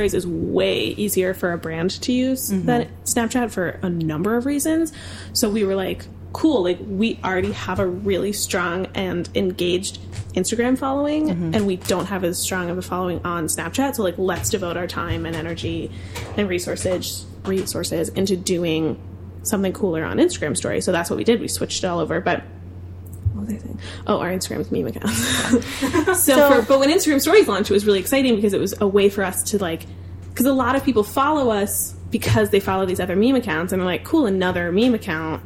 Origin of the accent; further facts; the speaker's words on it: Darien, Connecticut, United States; moved away; I was born in Connecticut, from southwestern Connecticut, so Fairfield County area, Darien specifically